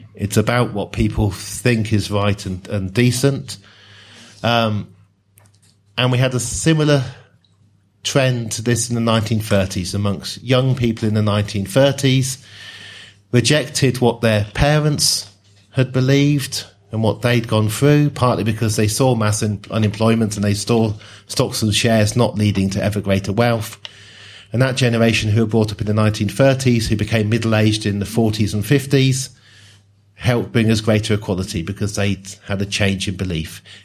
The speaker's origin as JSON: {"language": "English", "town": "Oxford", "region": "South East England", "country": "United Kingdom", "tie": "born or raised there", "also_born_or_lived": "Newcastle / Sheffield", "said": "I grew up in Oxford"}